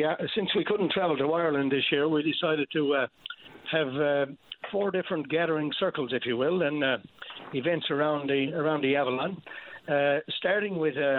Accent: Calvert, Newfoundland and Labrador, Canada; in my hometown of Calvert

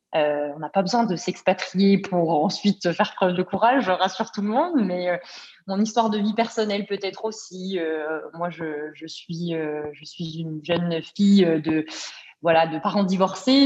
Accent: Bourgogne-Franche-Comté, France; moved away as an adult; now in Montreal, Canada; ma région, euh, la Franche-Comté, pour la nommer, puisqu'elle est peu connue, mais j'en suis fière

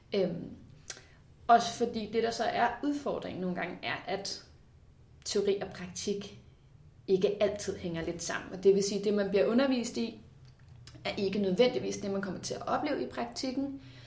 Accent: Ballerup, Capital Region of Denmark, Denmark; jeg er født ud i Ballerup. Vokset op med min mor og far

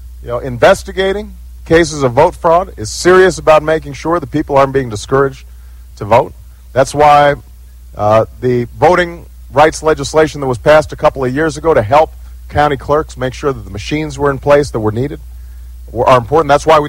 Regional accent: Chicago, Illinois, United States; But look, I come from Chicago.

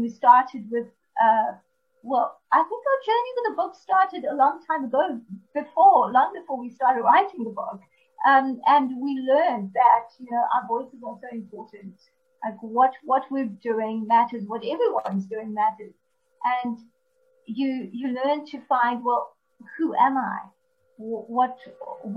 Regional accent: South Africa; we're actually from South Africa

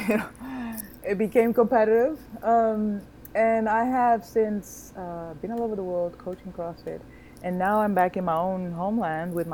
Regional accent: Angola; born there; also born or lived in Netherlands; I was born in Angola, in Southwest Africa. I like to call myself a citizen of the world because I have lived in many, many places, including the United States.

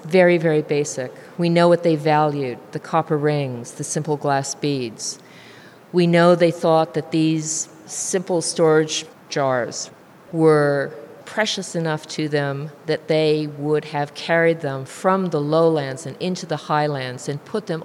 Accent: United States; now in New Zealand; I'm an immigrant from the United States

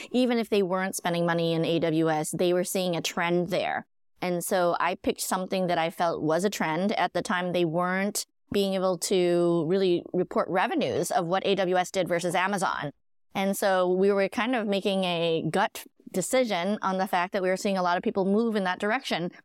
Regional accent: Minnesota, United States; moved away; also born or lived in San Francisco; I grew up in Minnesota

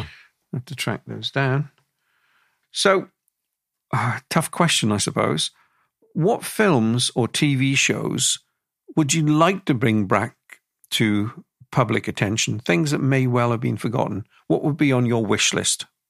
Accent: Wales, United Kingdom; the amount of people I grew up with around my part of Wales

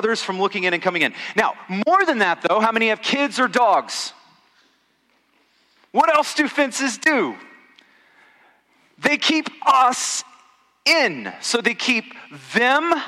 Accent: Texas, United States; also born or lived in Kansas City, Missouri; as a Texan

